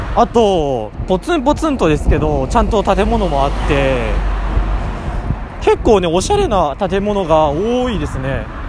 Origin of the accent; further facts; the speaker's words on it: Ibaraki, Japan; 茨城の人間で、関東平野のど真ん中にいる